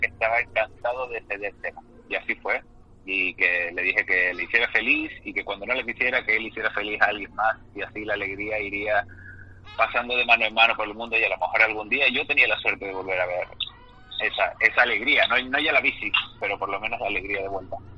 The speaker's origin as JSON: {"language": "Spanish", "region": "Canary Islands", "country": "Spain", "tie": "born or raised there", "said": "me trajo a Canarias, que es de donde yo soy natural y donde estoy ahora mismo"}